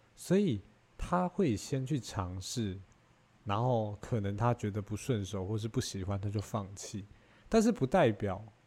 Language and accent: Chinese; Taiwan; 我们台湾人其实普遍会有这个想法